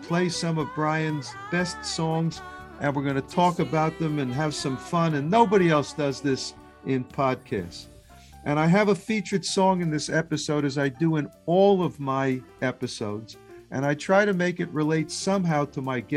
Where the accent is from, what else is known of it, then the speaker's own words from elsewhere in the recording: New York City, New York, United States; I'm a Queens boy as well, except I grew up a little bit further east in Queens